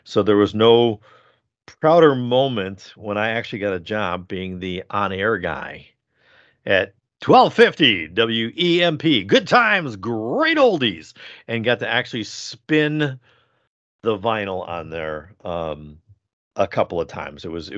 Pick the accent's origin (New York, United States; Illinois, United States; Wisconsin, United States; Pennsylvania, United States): Wisconsin, United States; Milwaukee; growing up in Milwaukee, where we had basically two radio stations that you got, which one was WOKY and the other one was WEMP.